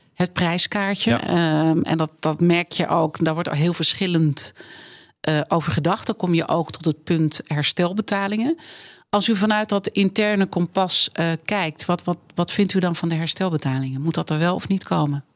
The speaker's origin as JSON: {"language": "Dutch", "town": "Amsterdam", "region": "North Holland", "country": "Netherlands", "tie": "born or raised there", "said": "ik ben geboren en getogen in Amsterdam"}